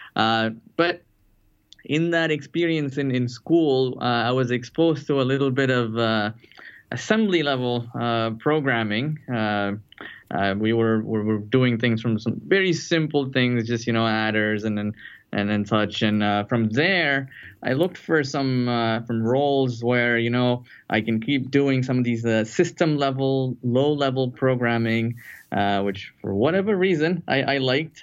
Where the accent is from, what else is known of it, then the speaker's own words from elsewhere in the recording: Chennai, Tamil Nadu, India; moved away as an adult; now in United States; I'm, actually from a, a, southern city in India called Chennai, uh, used to be known as Madras